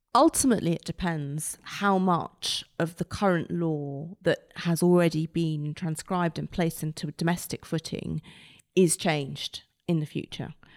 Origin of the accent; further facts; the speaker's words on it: United Kingdom; our input as British lawyers, um, as British judges